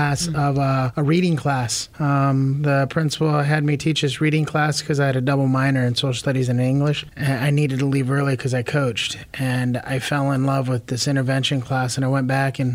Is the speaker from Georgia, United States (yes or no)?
no; Toledo, Ohio, United States; moved away as an adult; also born or lived in San Bernardino, California / Chicago; now in Madison, United States; born in Toledo, Ohio. My mom and dad live there. I went to my undergrad at Bowling Green State University in Northwest Ohio